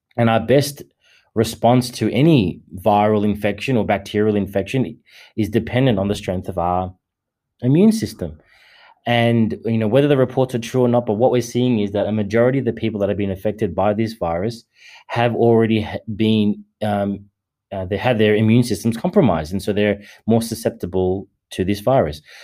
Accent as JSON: {"language": "English", "country": "Australia", "said": "I am an Australian"}